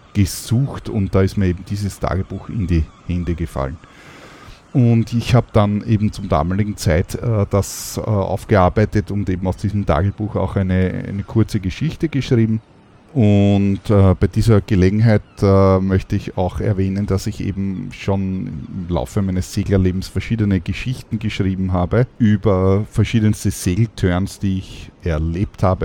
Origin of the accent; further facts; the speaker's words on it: Austria; bei uns in Österreich